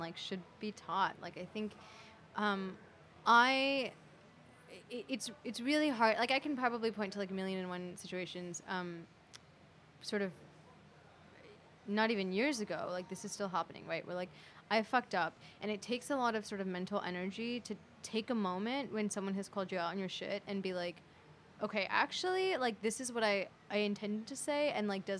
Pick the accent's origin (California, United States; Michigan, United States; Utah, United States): California, United States; now in New York, United States; I am, you know, like, Indian, and I grew up in California